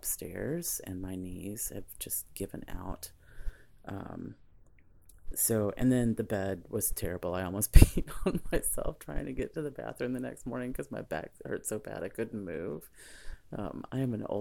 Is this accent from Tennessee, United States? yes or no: yes; Tennessee, United States; moved away; I grew up in Tennessee